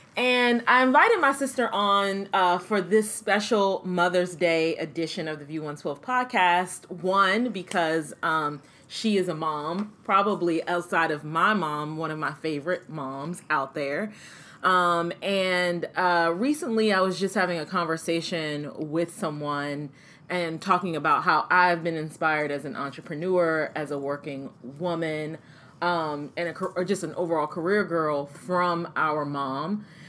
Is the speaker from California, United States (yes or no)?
no; Maryland, United States; we grew up in Maryland in the suburbs of Washington, D.C.